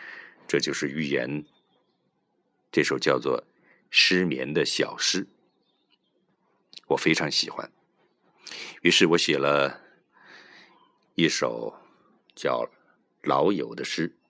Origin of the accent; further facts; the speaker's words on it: Sichuan, China; 咱们四川人说。